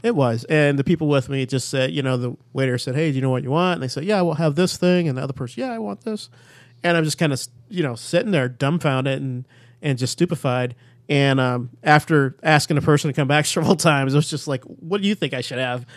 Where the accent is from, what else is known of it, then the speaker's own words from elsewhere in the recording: Chicago, Illinois, United States; I grew up in Chicago